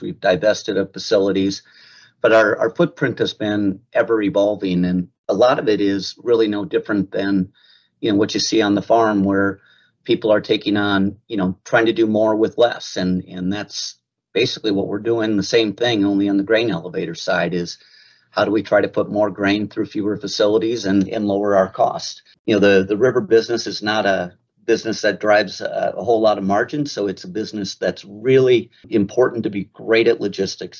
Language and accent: English; Mankato, Minnesota, United States; I was born in the Minneapolis area, raised in a city called Mankato, Minnesota